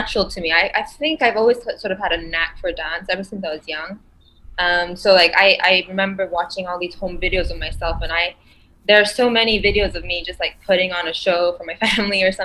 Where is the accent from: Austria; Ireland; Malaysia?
Malaysia; moved away; also born or lived in Brighton; I'm from Malaysia, and Chinese is actually one of like the compulsory subjects that you have to learn in school